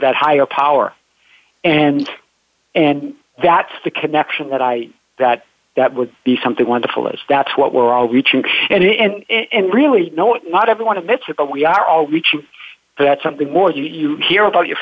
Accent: Boston, Massachusetts, United States; I'm from Boston, and grew from a family of seven

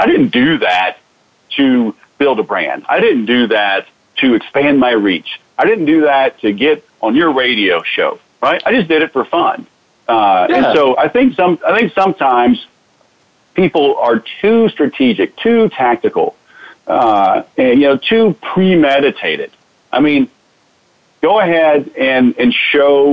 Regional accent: Houston, Texas, United States; moved away; I grew up in Houston

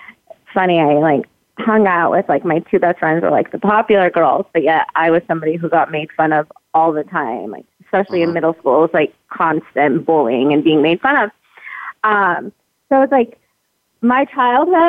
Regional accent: San Jose, California, United States; moved away as an adult; also born or lived in Baton Rouge, Louisiana; now in Las Vegas, United States; So I was basically raised in San Jose, Los Gatos area. Grew up there

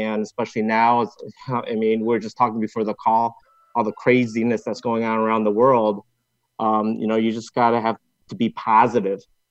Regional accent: Hong Kong; now in United States; I grew up in Hong Kong and then fast forward, moved over here to the States

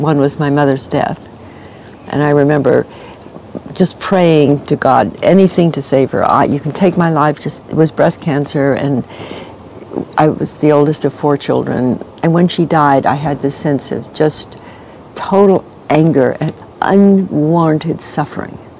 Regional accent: New York City, New York, United States; now in Santa Barbara, United States; I grew up in New York City on 80th Street and Fifth Avenue, opposite the Metropolitan

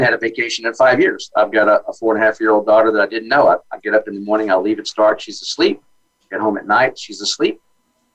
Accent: Dallas, Texas, United States; Born and raised in Dallas

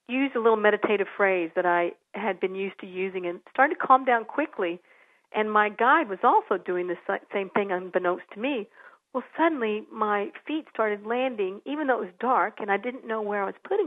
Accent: San Antonio, Texas, United States; I grew up in San Antonio

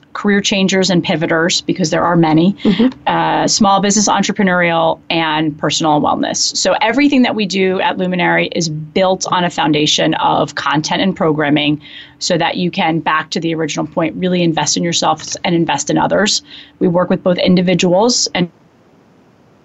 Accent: Matawan, New Jersey, United States; moved away as an adult; also born or lived in Ohio; we grew up in New Jersey. I mean, the bulk of my childhood spent there.

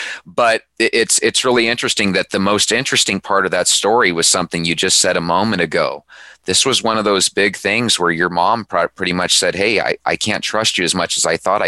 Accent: Arizona, United States; as a young kid growing up in Arizona

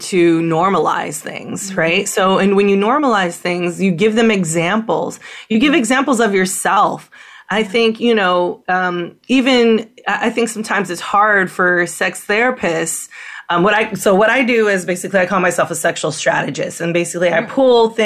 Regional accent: San Francisco, California, United States; moved away; I'm from San Francisco.

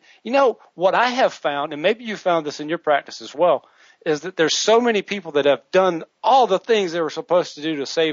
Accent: Williamston, South Carolina, United States; now in Wichita, United States; Williamston, South Carolina, where I'm originally from

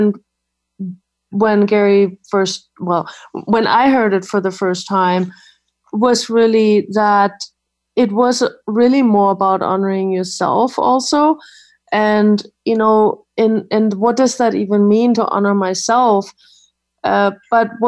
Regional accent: Germany; moved away; I grew up in Germany

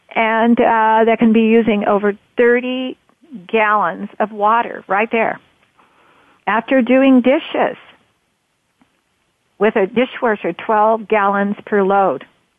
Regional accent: United States; also born or lived in southern Oregon; Here in America, I'm an American. Here in the United States of America, I'm coming to you from Oregon. I'm in southern Oregon in the Rogue River Valley, sitting here on the famous Rogue River

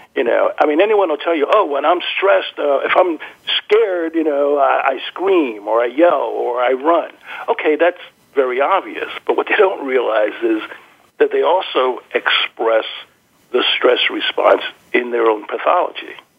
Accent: New Jersey, United States; I grew up in New Jersey

